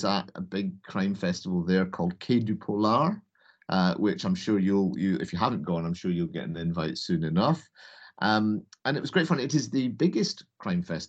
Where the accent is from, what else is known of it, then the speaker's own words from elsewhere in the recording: Hamilton, Scotland, United Kingdom; I told him I'm from Hamilton.